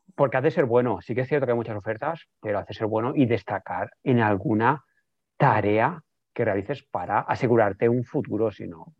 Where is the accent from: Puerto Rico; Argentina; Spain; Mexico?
Spain; Barcelona, Catalonia; los que somos de Barcelona